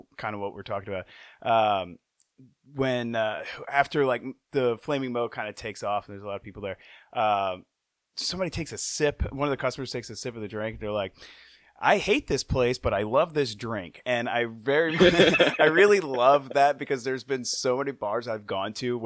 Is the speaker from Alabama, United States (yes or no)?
no; Metairie, Louisiana, United States; now in New Orleans, United States; I grew up in Metairie